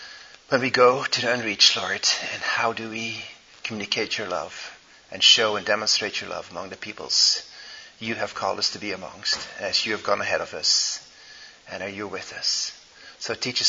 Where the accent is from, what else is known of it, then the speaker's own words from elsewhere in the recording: Belgium; English is a second language; moved away as an adult; also born or lived in Indonesia / Netherlands; I'm Dutch. Born and raised in Belgium and spent many years in the Indo-Malay world in Indonesia, so that kind of mixed up all my languages